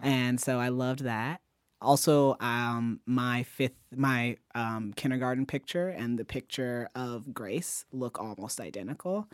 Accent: Ferguson, Missouri, United States; moved away; my hometown library, the one that I used to walk to constantly

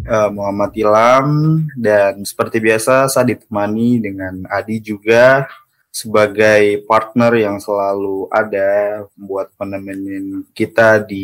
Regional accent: Jayapura, Papua, Indonesia; Sebenarnya kita ini sama-sama orang Jayapura

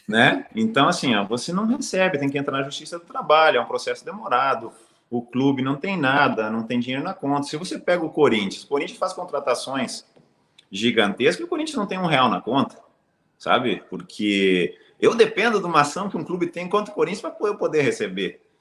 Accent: Brazil; como brasileiro

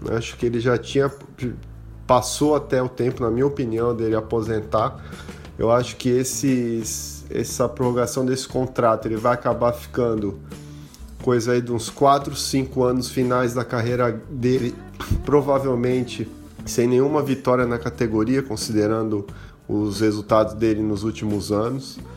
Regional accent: Santos, São Paulo, Brazil; sou de Santos, São Paulo.

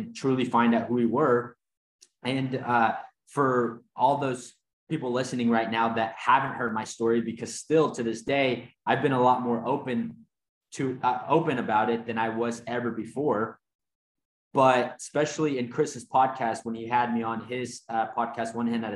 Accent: Mexico; now in United States; I grew up in Mexico and grew up super poor and had a crazy, story of coming here to the United States.

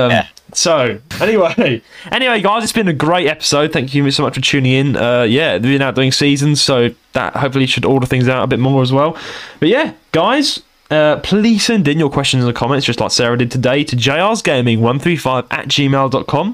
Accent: London, United Kingdom; accent: London; I'm a southerner because I was born in London. I'm born and bred London.

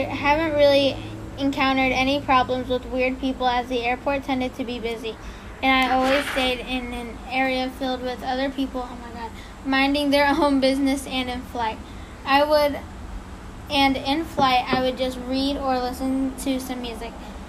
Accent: East Malaysia, Malaysia; English is a second language; backstory, I'm from Malaysia, and the story happened in one of the international airports there. Oh, no. I came from the East Malaysia, and... Jeez, I don't know how to English.

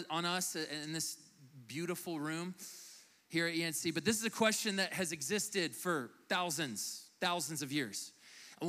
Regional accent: United States; moved away as an adult; I'm from the United States, lived here for about the last year and a half

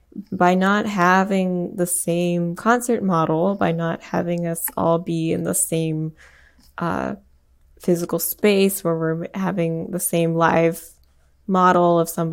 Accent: India; I mean, I'm Indian, and like I learned a little bit of like Hindustani music growing up

